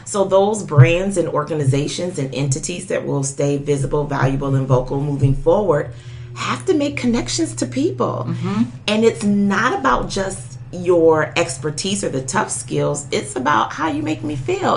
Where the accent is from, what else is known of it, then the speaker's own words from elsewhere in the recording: Detroit, Michigan, United States; I grew up in Detroit